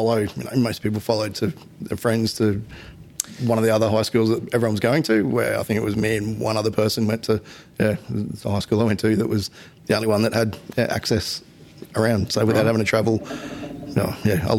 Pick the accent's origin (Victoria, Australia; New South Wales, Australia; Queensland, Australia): Queensland, Australia; Redcliffe; I grew up in Redcliffe and there weren't too many options for accessible schools there.